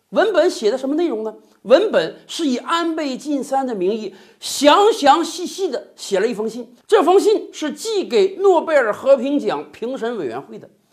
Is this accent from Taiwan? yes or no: no; Northeast China, China; accent: Northeastern (Dongbei) dialect; 用咱们东北话讲